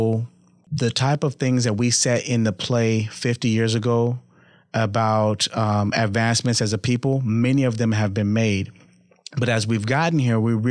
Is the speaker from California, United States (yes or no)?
yes; Los Angeles, California, United States; now in Omaha, United States; I grew up in California, Los Angeles.